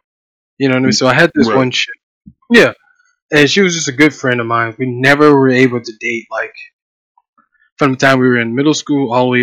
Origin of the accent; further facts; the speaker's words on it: Columbus, Ohio, United States; also born or lived in Pittsburgh, Pennsylvania; grew up from Pittsburgh, grew up in Ohio. So I did my middle school years and my high school years all in Ohio.